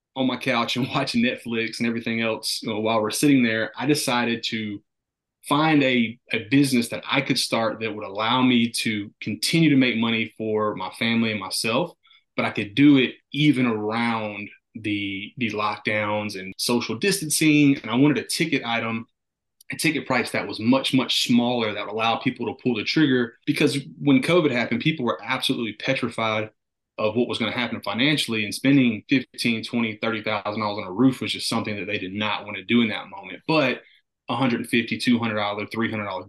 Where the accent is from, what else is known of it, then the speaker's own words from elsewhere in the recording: North Carolina, United States; I'm from North Carolina